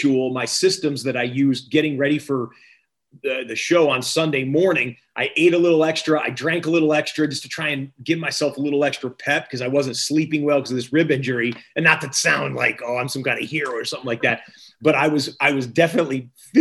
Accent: Michigan, United States; moved away as an adult; also born or lived in Syracuse, New York; I grew up in Michigan, like I told you, and grew up loving football

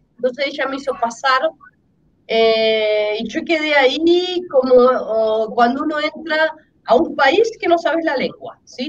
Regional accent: Argentina; yo soy argentina

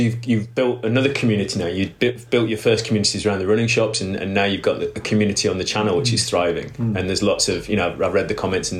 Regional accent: Cornwall, South West England, United Kingdom; I said, UK. And he went, oh, yeah, yeah, but where? And I said, oh, a little place called Cornwall.

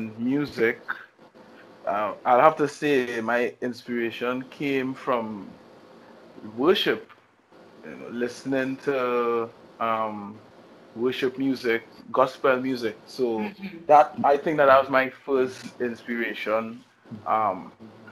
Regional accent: Trinidad & Tobago; I am from Trinidad, the beautiful island of Trinidad and Tobago

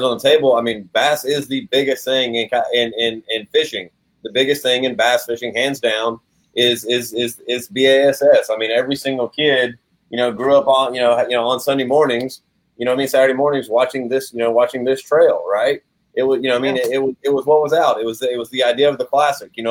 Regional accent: Georgia, United States; my home state here in Georgia

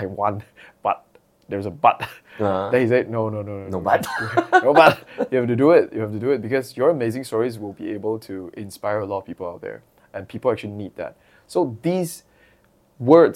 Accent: Perak, Malaysia; I had to go back to my hometown, Perak

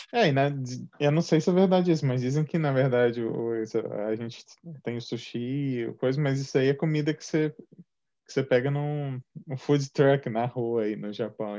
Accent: Juiz de Fora, Minas Gerais, Brazil; moved away; also born or lived in São Paulo; eu sou mineiro de Juiz de Fora, mas eu também morei em São Paulo por, por quase uma década

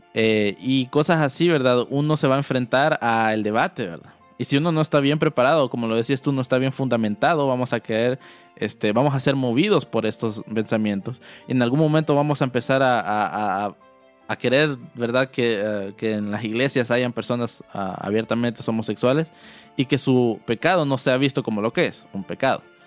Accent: El Salvador; moved away; como salvadoreños, ¿verdad?, de por qué nos decían guanaco

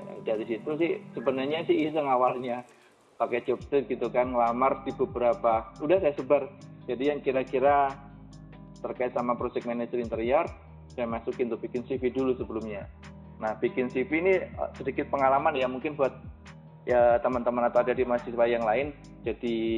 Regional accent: Jepara, Central Java, Indonesia; moved away as an adult; also born or lived in Surakarta; now in Jakarta, Indonesia; Saya aslinya Jepara

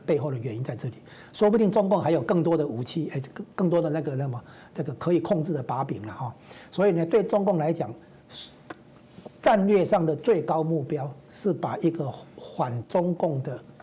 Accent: Taiwan; 这绝对不是说我们台湾这边能比得上的啦

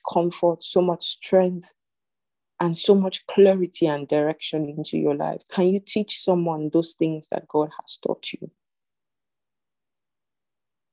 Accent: Zimbabwe; I'm from Zimbabwe

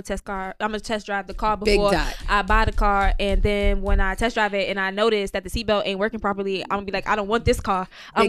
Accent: New York City, New York, United States; All of us from Brooklyn.

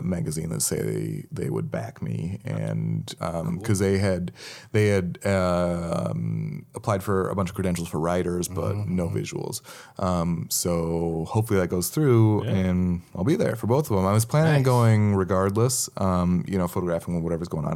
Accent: Montana, United States; moved away; also born or lived in Seattle; I grew up in Montana

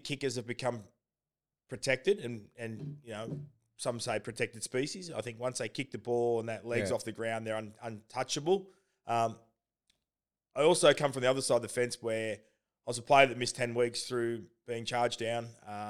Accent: Belmont, New South Wales, Australia; Born Belmont. And raised in Belmont, yeah, which is where Lakes United play from.

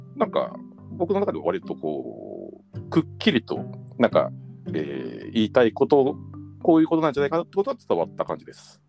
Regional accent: Tokyo, Japan; 僕は僕はちょっと東京出身の人間なので

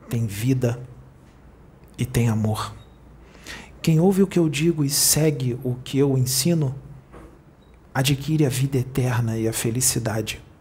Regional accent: Rio de Janeiro, Brazil; eu não fui até onde ele está, porque eu sou do Rio, ele é de Porto Alegre.

